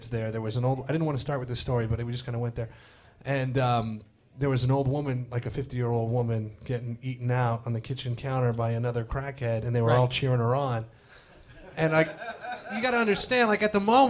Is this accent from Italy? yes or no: no; Canada; now in New York, United States